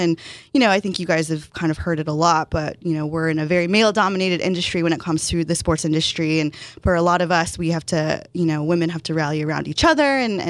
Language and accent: English; Walnut, California, United States; moved away as an adult; now in San Diego, United States; So I grew up in a city called Walnut. It's about 2 hours north of here